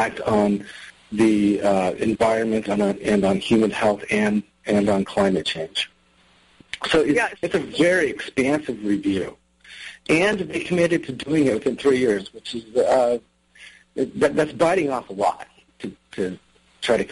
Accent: Wyoming, United States; I come from Wyoming, where I've reported on the energy industry for more than 16 years

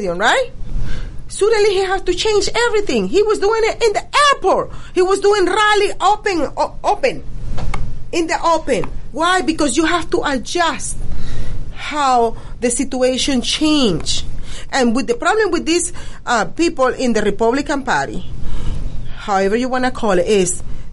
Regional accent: Venezuela; now in United States; because I am Latino, because I am original from Venezuela

